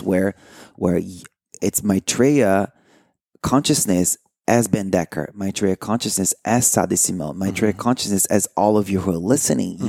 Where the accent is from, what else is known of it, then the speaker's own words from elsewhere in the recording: Brazil; moved away; I grew up in Brazil